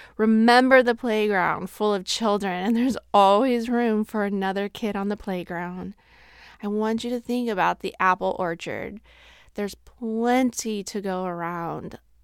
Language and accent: English; Midwest, United States; we are from the Midwest